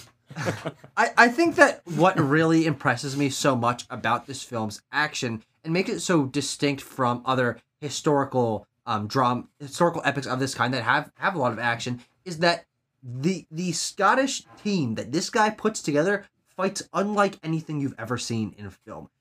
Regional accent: United States

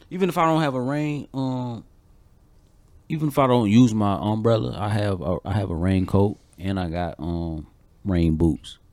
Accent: Georgia, United States; I grew up in Georgia

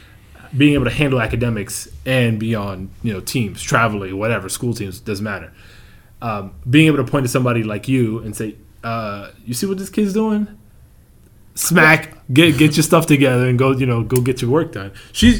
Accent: New York, United States; You know, born and bred in the New York area, and you're not a Knicks fan, I can't really get mad

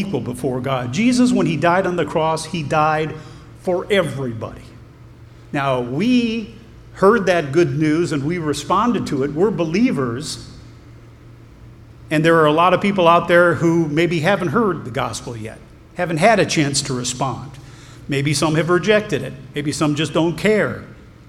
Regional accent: Ohio, United States; I'm an American. I'm from Ohio.

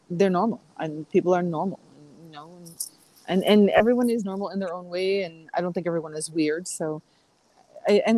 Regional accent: New York, United States; I'm a New Yorker

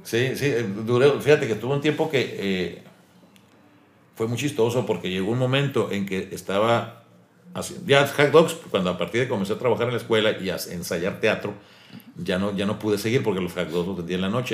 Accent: Ortiz, Sonora, Mexico; moved away; also born or lived in Hermosillo; en mi pueblo, en Ortiz

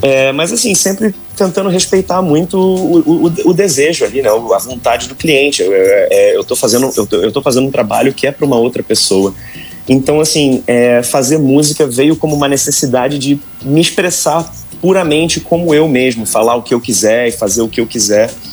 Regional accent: Angra dos Reis, Rio de Janeiro, Brazil; moved away as an adult; now in Netherlands; Costa Azul, que é a rádio da minha cidade natal

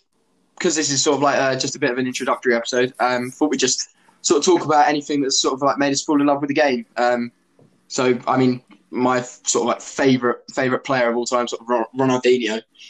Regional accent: Essex, East of England, United Kingdom; So obviously … I'm 21 from Essex. I'm a fourth year student at University of Leicester.

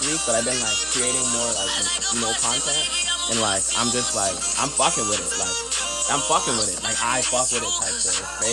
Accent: St. Vincent & Grenadines; I'm from St. Vincent.

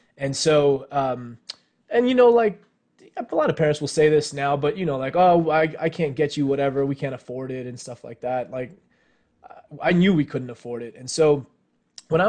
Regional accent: Los Angeles, California, United States; I grew up in L.A. I'm the son of two Indian immigrants

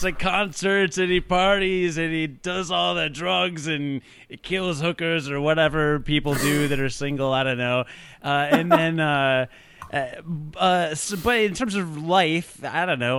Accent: Rockford, Illinois, United States; now in Chicago, United States; I was born in a small hospital in Rockford, Illinois in nineteen eighty-five

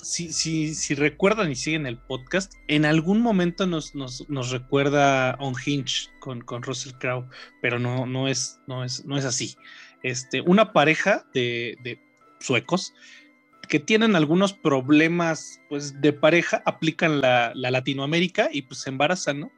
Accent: Mexico; para nosotros, como mexicanos, como latinoamericanos

